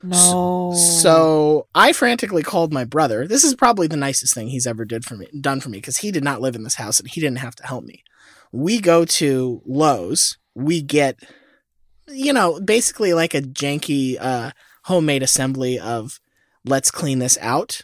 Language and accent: English; Florida, United States; I was born in Florida